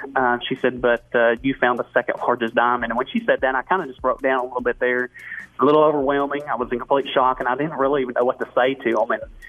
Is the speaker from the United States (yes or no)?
yes; Searcy, Arkansas, United States; So I grew up in Searcy, Arkansas.